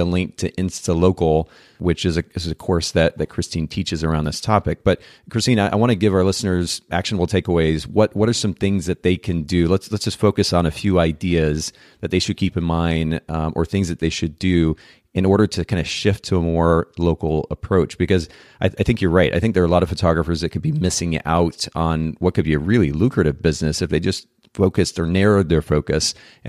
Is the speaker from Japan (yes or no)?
yes; Japan; Well, I have my out is I grew up in Japan, so I didn't watch a lot of old American TV.